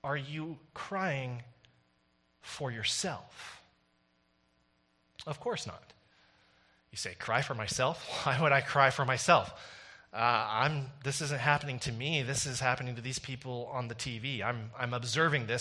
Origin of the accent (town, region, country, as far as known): Canada